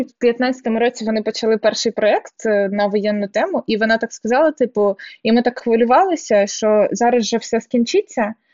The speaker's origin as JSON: {"language": "Ukrainian", "town": "Donetsk", "region": "Donetsk Oblast", "country": "Ukraine", "said": "А я з Донецька."}